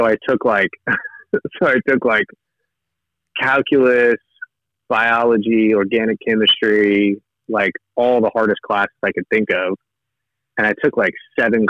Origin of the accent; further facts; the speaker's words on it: Lee's Summit, Missouri, United States; I grew up in Lee Summit